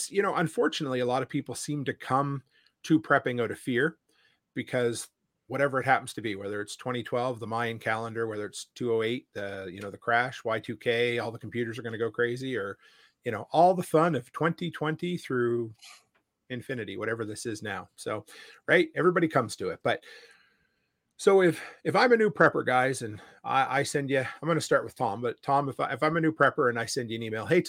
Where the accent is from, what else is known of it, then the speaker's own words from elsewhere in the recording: Nova Scotia, Canada; moved away as an adult; now in Alberta, Canada; growing up on the East Coast in Nova Scotia